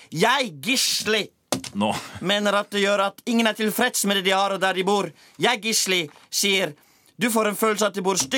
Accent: Iceland; now in Norway; Jeg er ikke født på Island. Jeg er født i Island.

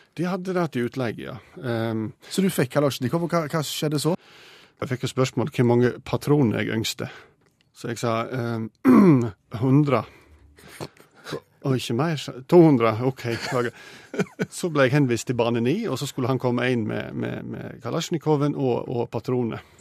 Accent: Sogn, Vestland, Norway; Jeg er jo sogning, og jeg har jo skutt eh, hele livet

